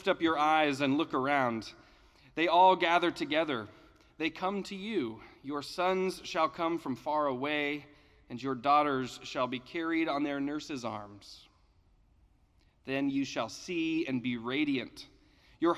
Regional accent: Denver, Colorado, United States; At the church where I grew up in Denver

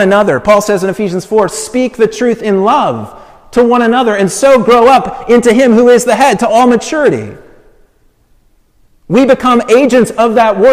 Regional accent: Colorado Springs, Colorado, United States; moved away as an adult; Colorado Springs, which is my hometown. We didn't live there

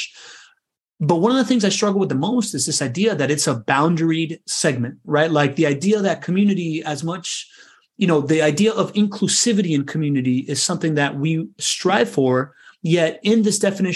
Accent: Miami, Florida, United States; growing up in Miami

